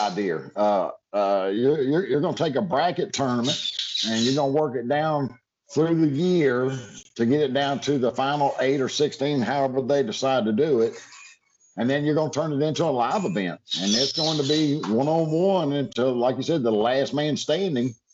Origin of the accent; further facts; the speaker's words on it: United States; also born or lived in Georgia / Alabama; now in Florida, United States; growing up in Georgia and Alabama